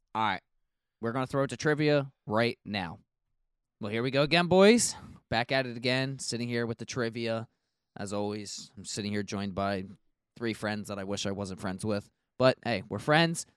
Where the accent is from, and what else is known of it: United States